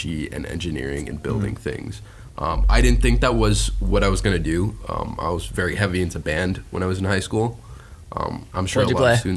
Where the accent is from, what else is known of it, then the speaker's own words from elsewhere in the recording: Fort Lauderdale, Florida, United States; now in Gainesville, United States; I grew up in Fort Lauderdale, Miami, so I'm from my own little bubble